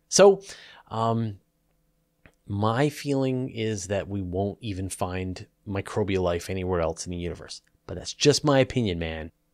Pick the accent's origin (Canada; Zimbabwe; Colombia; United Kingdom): Canada; accent: Canadian; my Canadian accent